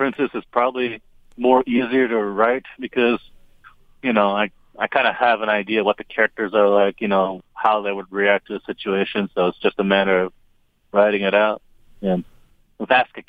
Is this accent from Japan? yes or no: yes; Japan; I was born and raised in Japan.